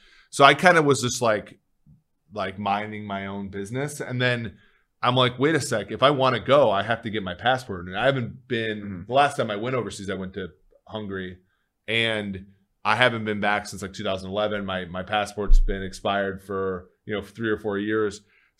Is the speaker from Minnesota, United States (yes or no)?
yes; Saint Paul, Minnesota, United States; They're having one where I grew up in St. Paul, and then they're having one in Budapest